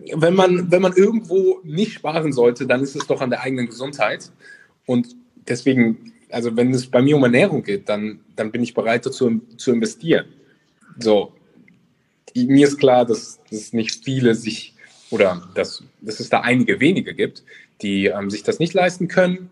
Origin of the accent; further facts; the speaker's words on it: Cologne, North Rhine-Westphalia, Germany; Ich komme nämlich auch aus Köln